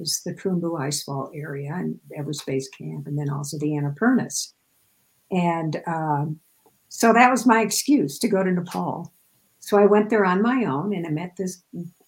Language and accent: English; Midwest, United States; And I grew up in the Midwest, so everything is flat as a pancake there.